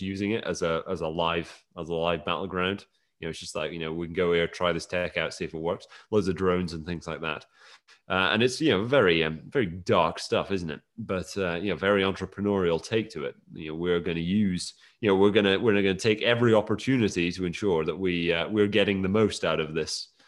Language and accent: English; Scotland, United Kingdom; I was born and raised in Scotland